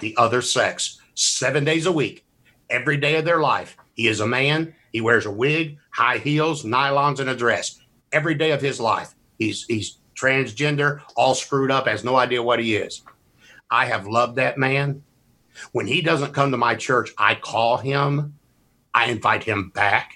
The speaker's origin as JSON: {"language": "English", "region": "Mississippi", "country": "United States", "said": "I'm from Mississippi."}